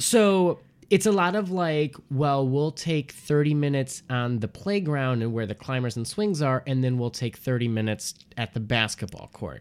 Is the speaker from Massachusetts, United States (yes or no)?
no; Port Huron, Michigan, United States; moved away as an adult; also born or lived in Detroit, Michigan; now in Chicago, United States; I'm originally from Detroit, Michigan, and, um, or Port Huron